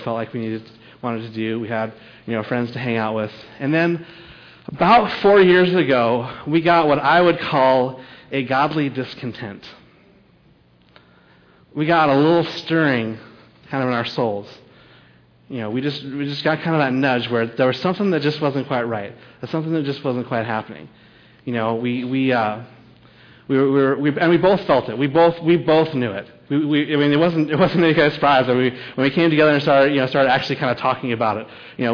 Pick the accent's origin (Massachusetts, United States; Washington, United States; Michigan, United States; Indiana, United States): Washington, United States; Seattle; moved away; we grew up in Seattle